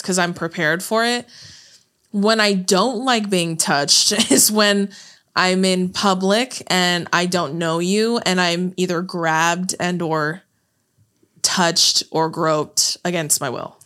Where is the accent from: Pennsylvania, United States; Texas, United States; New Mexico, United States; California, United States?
California, United States; Corona; moved away as an adult; also born or lived in Santa Ana, California; now in Los Angeles, United States; moved to Corona when we were, I was in fifth grade